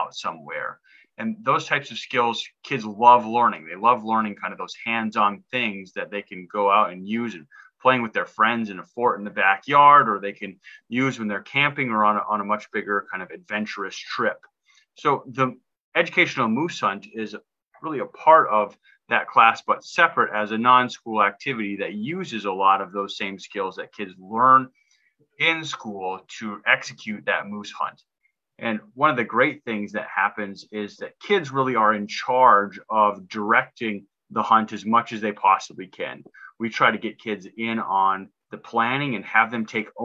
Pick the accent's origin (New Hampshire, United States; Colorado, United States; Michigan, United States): Michigan, United States; Upper Peninsula of; moved away as an adult; now in Kenai Peninsula, United States; I grew up in the Upper Peninsula of Michigan